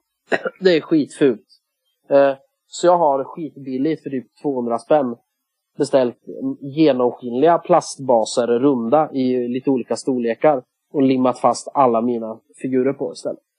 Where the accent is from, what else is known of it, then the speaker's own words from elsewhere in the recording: Sweden; jag är ju svensk